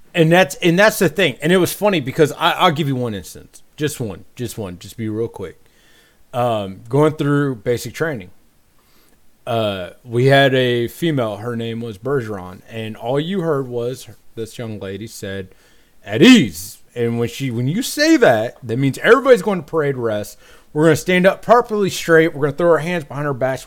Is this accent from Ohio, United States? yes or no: yes; Dayton, Ohio, United States; moved away as an adult; now in North Carolina, United States; I'm from Dayton, Ohio.